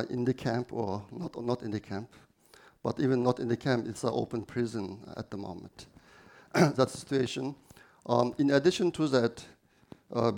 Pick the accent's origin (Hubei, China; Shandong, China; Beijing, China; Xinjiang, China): Xinjiang, China; Aksu; English is a second language; moved away as an adult; also born or lived in Urumqi; I was born in Aksu city of Xinjiang Uyghur Autonomous Region. I was born there and grew up there